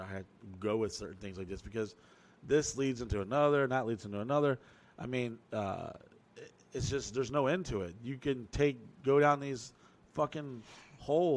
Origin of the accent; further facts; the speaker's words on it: Orlando, Florida, United States; we're from Orlando